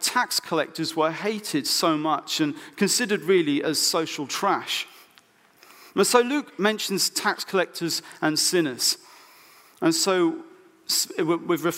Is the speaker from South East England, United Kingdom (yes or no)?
yes; Oxfordshire, South East England, United Kingdom; I was brought up in Oxfordshire, so my parents live literally 10 minutes away from farms and things